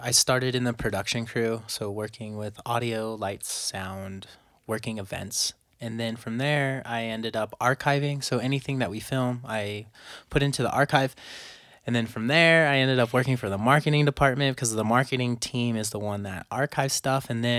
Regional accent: California, United States; Well, I was born near LA, near LA area. I grew up and raised in California.

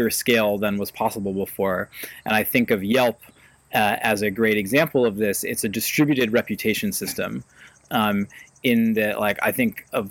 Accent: Ithaca, New York, United States; I grew up in Ithaca

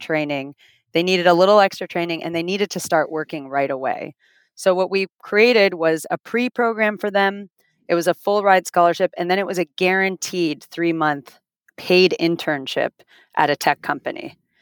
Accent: Finland; also born or lived in Toronto, Canada; now in Miami, United States; I'm originally from Finland

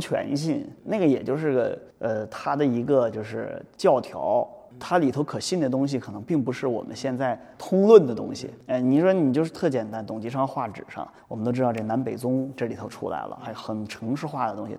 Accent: Chengdu, Sichuan, China; now in Beijing, China; 我成都人，我们成都那个边上啊，有很好的这个山水风景，哎，新城山、峨眉山、西陵雪山，当然银场沟，小时候都去

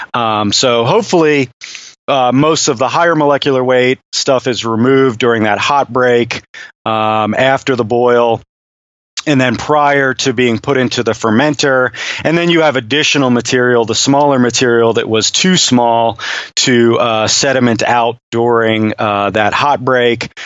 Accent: United States; an American, you know, beer chemist

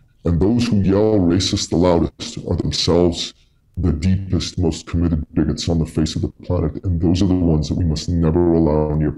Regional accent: Canada; And they've always felt proud of being Canadian, of our tolerant nature, of the fact that we're really amazing at hockey and things like that.

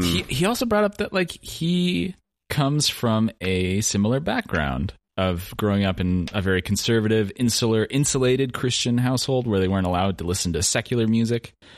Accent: Oregon, United States; now in Massachusetts, United States; … and I grew up in Oregon

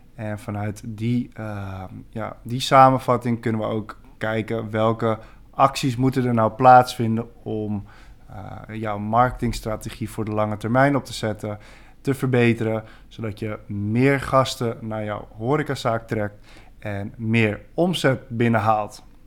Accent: Badhoevedorp, North Holland, Netherlands; geboren in 1989 eh, in Badverdorp, vlak naast Amsterdam. En daar heb ik ook mijn hele leven vrijwel gewoond.

